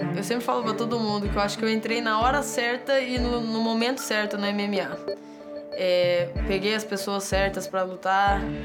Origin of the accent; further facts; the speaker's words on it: Moarama, Paraná, Brazil; Eu nasci em Moarama, no Paraná. Ia de ônibus para a escola de manhã